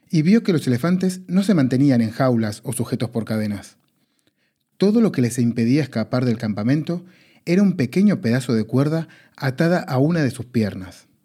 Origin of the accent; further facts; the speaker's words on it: Argentina; now in Spain; si se preguntan, che, qué raro que habla este pibe, es porque soy argentino. Pero si se preguntan, che, tampoco habla tan raro, es porque llevo 19 años en España